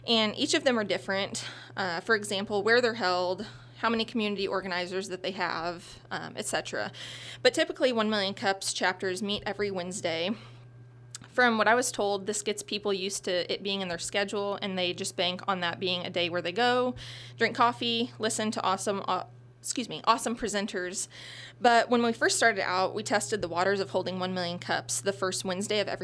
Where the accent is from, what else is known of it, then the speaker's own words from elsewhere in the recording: Centralia, Missouri, United States; also born or lived in Fulton, Missouri; now in Sedalia, United States; I'm originally from Centralia, Missouri.